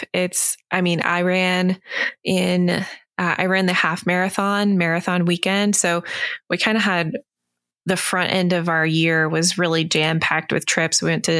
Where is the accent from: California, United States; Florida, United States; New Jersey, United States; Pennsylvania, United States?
Florida, United States; I grew up in Florida.